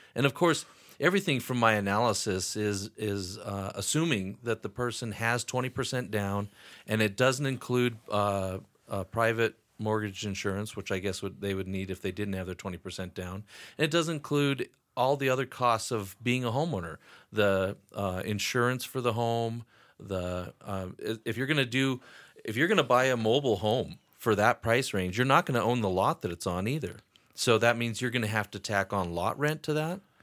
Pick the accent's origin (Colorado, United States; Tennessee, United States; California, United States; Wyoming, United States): Wyoming, United States; also born or lived in Atlanta, Georgia / Sheridan, Wyoming; I was born and raised in Wyoming